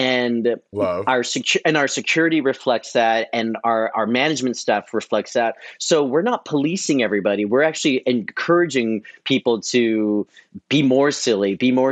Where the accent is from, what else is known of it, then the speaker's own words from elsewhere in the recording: San Francisco, California, United States; moved away as an adult; now in New York, United States; I was DJing and doing events in San Francisco, where I'm from.